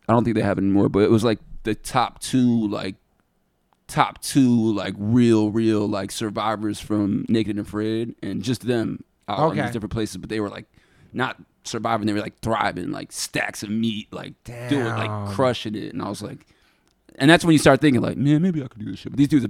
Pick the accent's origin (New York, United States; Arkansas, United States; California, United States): New York, United States; Geneva; I grew up in Geneva. Geneva's a super small town